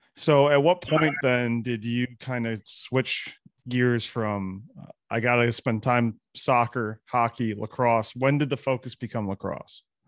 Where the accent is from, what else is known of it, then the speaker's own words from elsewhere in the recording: Michigan, United States; I'm I'm from Michigan, obviously Tank as well, and we went to the same high school